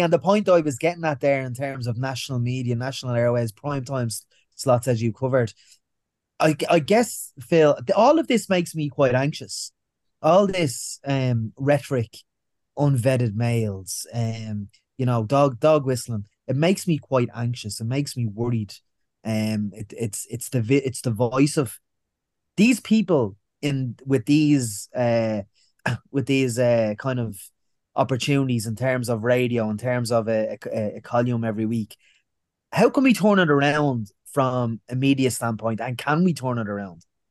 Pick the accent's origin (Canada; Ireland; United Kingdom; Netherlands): Ireland; we as Irish people